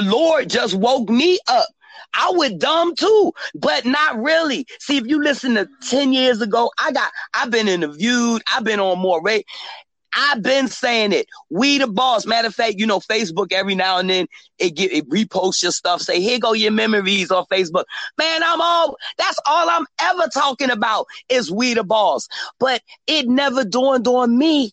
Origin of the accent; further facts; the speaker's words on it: Philadelphia, Pennsylvania, United States; I'm from Philly